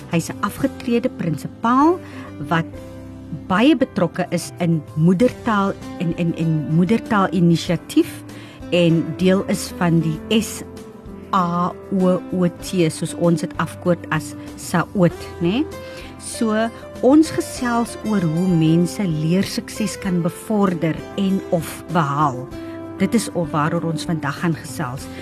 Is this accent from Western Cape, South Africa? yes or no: no; O'okiep, Northern Cape, South Africa; first language Afrikaans; moved away as an adult; Ek kom uit 'n klein plekkie ook uit Oukiep uit die Noord-Kaap uit en toe ek in die Grote Kaap kom en na matriek